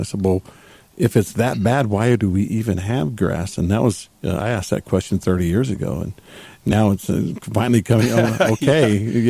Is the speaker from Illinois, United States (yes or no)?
no; Texas, United States; now in Utah, United States; I grew up in Texas.